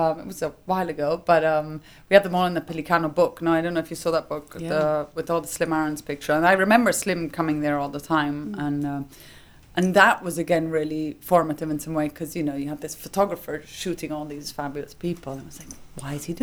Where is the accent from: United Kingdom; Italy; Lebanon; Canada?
Italy; Rome, Lazio; I grew up in Rome